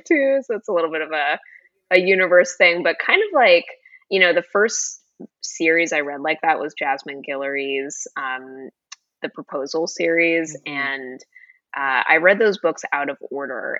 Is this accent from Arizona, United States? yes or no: no; Florida, United States; moved away as an adult; also born or lived in Boston / New York City; now in Los Angeles, United States; I grew up in Florida